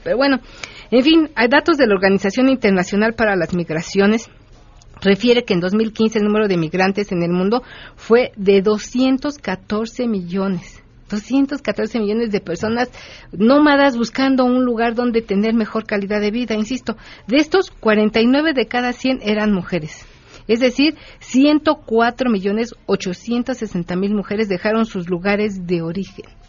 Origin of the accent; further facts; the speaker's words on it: Mexico; nuestro país